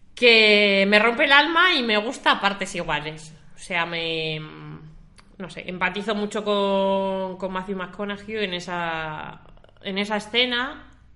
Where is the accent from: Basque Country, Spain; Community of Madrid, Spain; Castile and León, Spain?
Castile and León, Spain; La Robla; yo soy de La Robla, de un pueblecito de León